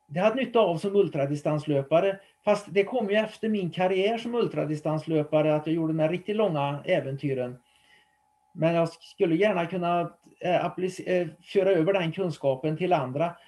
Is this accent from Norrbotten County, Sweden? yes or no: no; Trollhättan, Västra Götaland, Sweden; Trollhättan då där jag bodde, eller bor fortfarande, och drar ut den 20 kilometer runt om så var det nog min hembygd